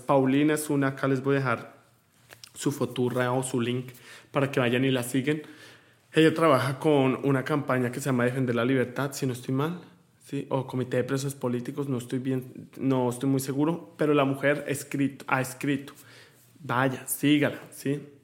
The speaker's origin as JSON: {"language": "Spanish", "country": "Colombia", "moved": "yes", "lives_now": "United States", "said": "Yo me siento orgulloso de mi tierra"}